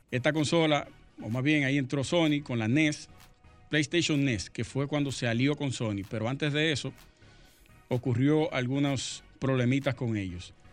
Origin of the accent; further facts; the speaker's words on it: Sosúa, Puerto Plata, Dominican Republic; Sí, nosotros somos de allá de Sosúa.